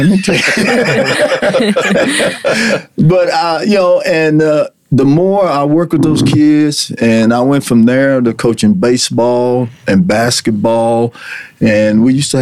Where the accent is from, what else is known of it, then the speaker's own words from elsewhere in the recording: Borger, Texas, United States; also born or lived in Laneville, Texas; I was born in Laneville, Texas, and we moved to here. We moved to Borger when I was about 5 years old.